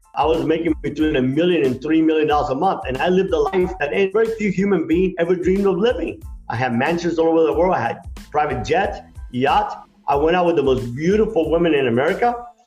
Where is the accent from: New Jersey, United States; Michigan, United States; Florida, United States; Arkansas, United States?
Florida, United States; Miami; also born or lived in Cuba; I came early in the 60s in Miami where it was pretty rough growing up.